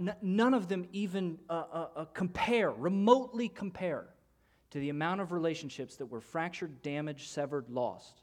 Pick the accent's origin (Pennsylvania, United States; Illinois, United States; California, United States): Illinois, United States; moved away; I'm from Illinois